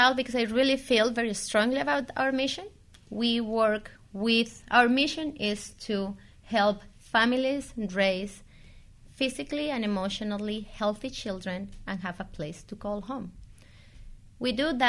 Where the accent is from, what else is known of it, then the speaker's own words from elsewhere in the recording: Colombia; moved away as an adult; now in United States; I started my career back in Colombia. I'm from Colombia. I migrated to the U.S. 17 years ago.